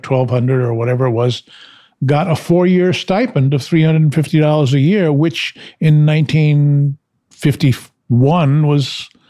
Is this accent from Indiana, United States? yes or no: no; New York City, New York, United States; moved away as an adult; also born or lived in San Francisco; I was a New Yorker. I was born and raised in Washington Heights in Manhattan. Now they call it Hudson Heights